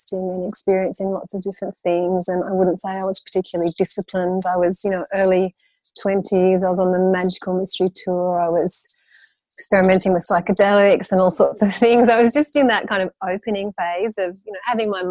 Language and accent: English; Brisbane, Queensland, Australia; I grew up in Brisbane, Queensland in Australia, and moved around quite a lot when I was young, but then Brisbane for the latter half